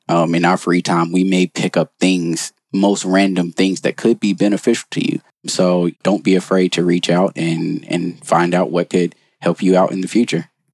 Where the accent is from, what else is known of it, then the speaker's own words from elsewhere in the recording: North Carolina, United States; moved away; also born or lived in Baltimore, Maryland; I'm originally from North Carolina